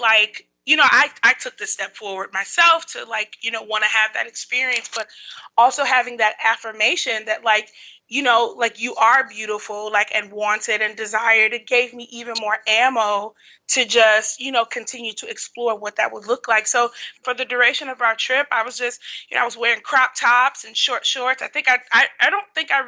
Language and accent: English; Chicago, Illinois, United States; I'm from Chicago